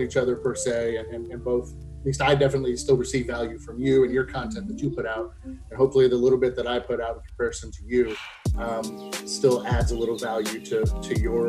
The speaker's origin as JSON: {"language": "English", "town": "Columbus", "region": "Ohio", "country": "United States", "tie": "born or raised there", "said": "Yeah, so I was raised by a single mom on the east side of Columbus, Ohio, which is right smack dab in the middle of the state and the capital."}